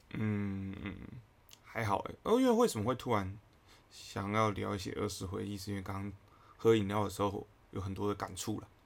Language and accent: Chinese; Taichung, Taiwan; moved away; also born or lived in Taipei; 我们台中人的厉害